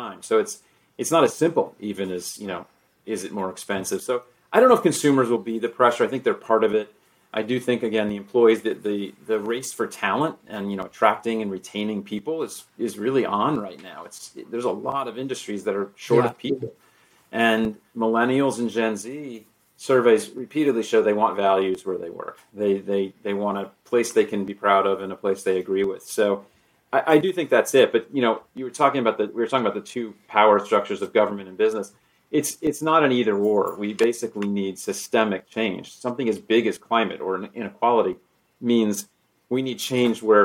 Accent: South Florida, United States; I grew up in South Florida

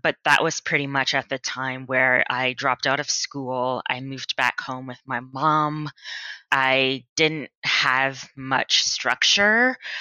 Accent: Atlanta, Georgia, United States; moved away as an adult; also born or lived in Boston, Massachusetts; now in Austin, United States; I was born and raised in Atlanta, Georgia.

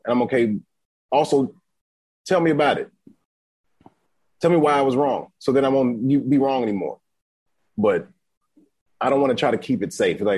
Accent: Atlanta, Georgia, United States; moved away; also born or lived in Dallas; I'm from Atlanta

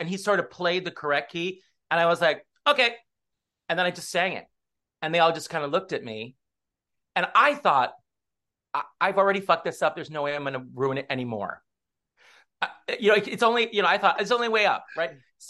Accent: Los Angeles, California, United States; So I'm from LA. I'm from Southern California.

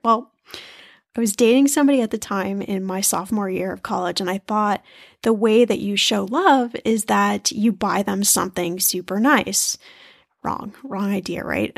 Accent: United States; being American

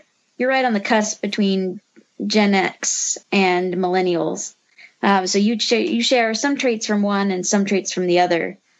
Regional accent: Midwest, United States; I'm from the Midwest, where we don't have any mountains

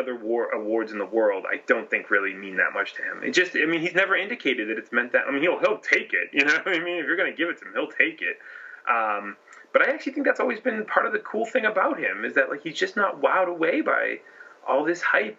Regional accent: Massachusetts, United States; I'm from Massachusetts

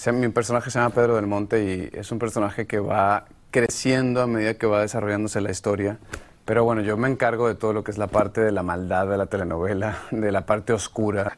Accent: Venezuela; moved away as an adult; also born or lived in Miami / Mexico; Cuando llegué a Estados Unidos fue en el 2004 y ya era una celebridad en mi país

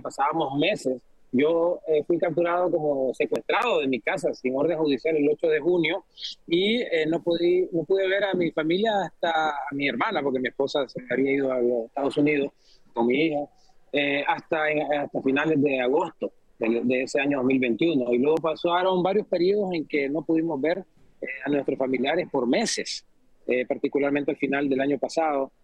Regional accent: Nicaragua; moved away as an adult; now in Washington, United States; se nos despojó eh, supuestamente legalmente de, nuestra nacionalidad como nicaragüense

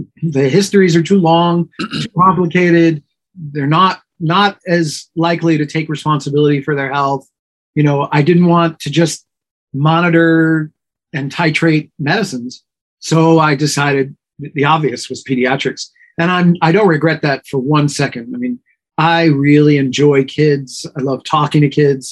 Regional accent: New York, United States; I was born and raised in New York and pretty much lived here almost

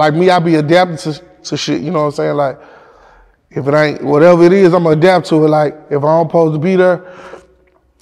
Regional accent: Memphis, Tennessee, United States; I'm from King Gates. I'm from Whitehaven.

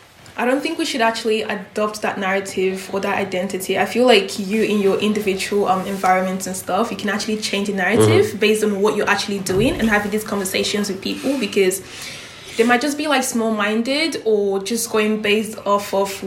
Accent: Nigeria; I told him, no, I'm Nigerian. Like, I probably shouldn't have told him that, but I feel like for me as a Nigerian, I wear that thing with pride.

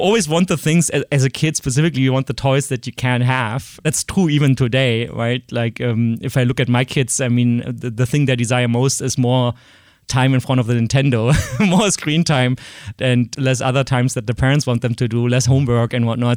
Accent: Berlin, Germany; accent: German; English is a second language; moved away; I grew up in East Berlin

